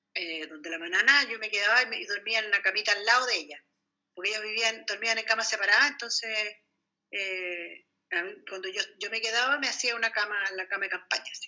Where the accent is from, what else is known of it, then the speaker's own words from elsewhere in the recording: Santiago, Santiago Metropolitan Region, Chile; Yo nací en la Quinta Normal